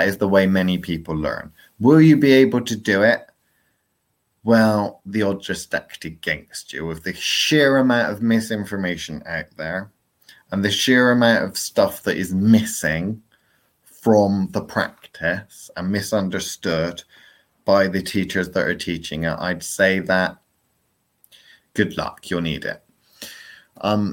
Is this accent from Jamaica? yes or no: no; England, United Kingdom; I'm English and my English is pretty shit